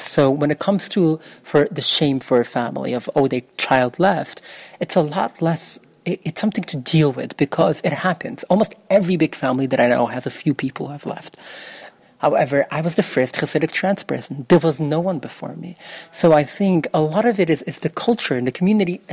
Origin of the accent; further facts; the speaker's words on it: New York City, New York, United States; first language Yiddish; English is a second language; I grew up in Williamsburg in Brooklyn, New York